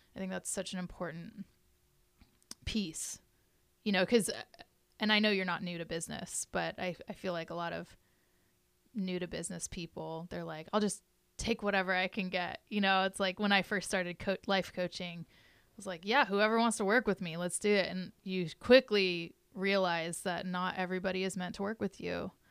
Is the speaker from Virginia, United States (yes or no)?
no; Morro Bay, California, United States; I was raised in Morro Bay, so I grew up just south of it